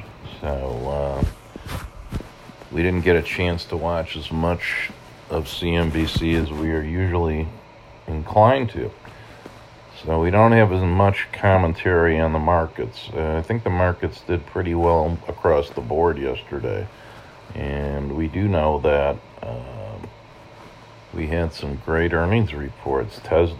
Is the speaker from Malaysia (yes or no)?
no; Ireland; But then again, as an Irishman, you know, not unfamiliar with the iron grip of alcohol on the psyche, I shouldn't be so surprised.